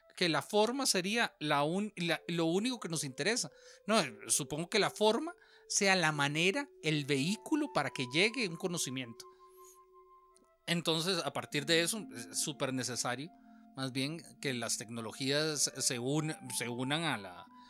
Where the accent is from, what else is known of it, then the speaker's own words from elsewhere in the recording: Alajuela, Costa Rica; accent: costarricense; en, Alajuela, si bien hablamos, eh, hablamos como nuestro acento bien costarricense, también tenemos partes del lenguaje que solo se utilizan en Alajuela.